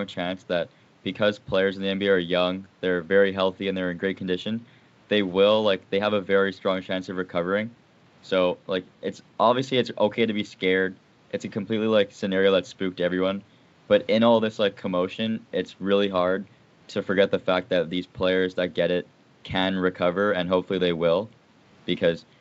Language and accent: English; Winnipeg, Manitoba, Canada; I'm from Winnipeg